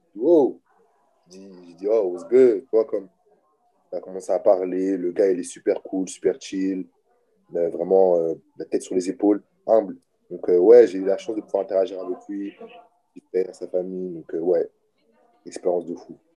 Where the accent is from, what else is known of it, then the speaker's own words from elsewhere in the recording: Orléans, Centre-Val de Loire, France; moved away as an adult; also born or lived in Lomé, Togo; now in Buffalo, United States; je suis né euh, à Lomé au Togo. J'ai grandi en France